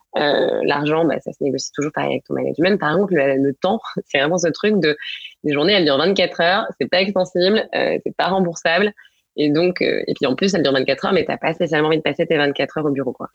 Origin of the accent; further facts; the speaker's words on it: Angers, Pays de la Loire, France; moved away as an adult; also born or lived in Paris / England; je suis j'ai né et grandi à Angers, où je suis d'ailleurs actuellement.